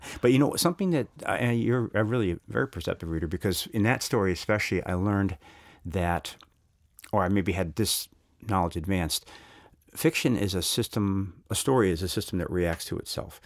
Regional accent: United States; as an American

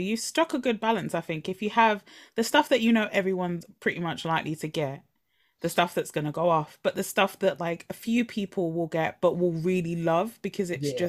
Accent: United Kingdom; I grew up obviously from where I grew up in East London, Essex, so West Ham was home team.

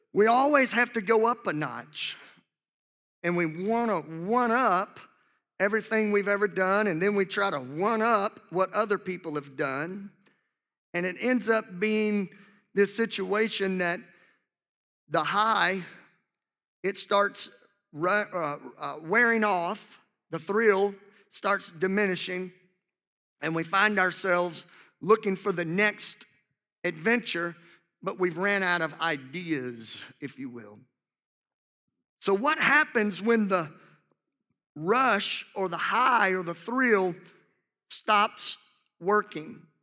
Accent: Louisiana, United States; two of my absolute best friends that I grew up with in, in my hometown in Louisiana

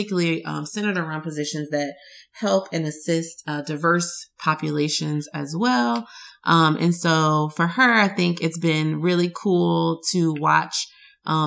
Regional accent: Louisiana, United States; neither one of us say it properly because we're from Louisiana and that's just how we talk

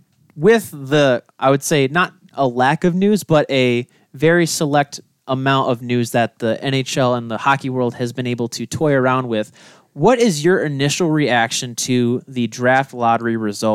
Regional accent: Michigan, United States; Growing up in Michigan and watching hockey.

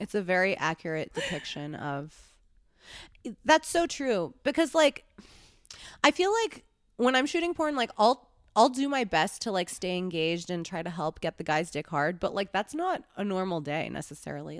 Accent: New York City, New York, United States; also born or lived in Los Angeles; I grew up in New York

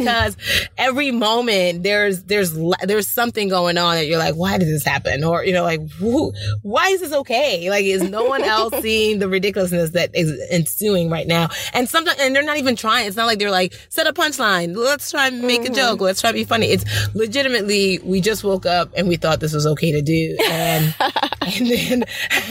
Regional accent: United States; also born or lived in Port Harcourt, Nigeria; we immigrated to America when I was 6 years old

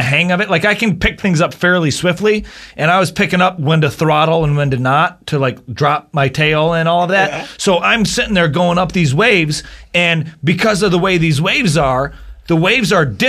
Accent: Bay City, Michigan, United States; moved away as an adult; also born or lived in Florida; I moved out of Bay City, Michigan, out of my hometown

